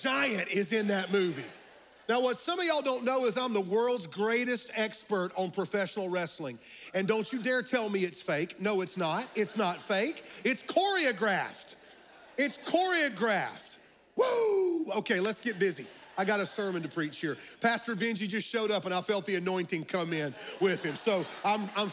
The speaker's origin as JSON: {"language": "English", "town": "Fountain Inn", "region": "South Carolina", "country": "United States", "said": "I am from Fountain Inn, South Carolina, but I'm adopted"}